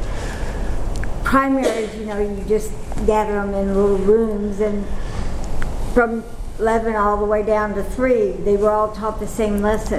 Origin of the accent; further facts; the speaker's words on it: Dallas, Texas, United States; I grew up here in Dallas before any of the churches were ever here.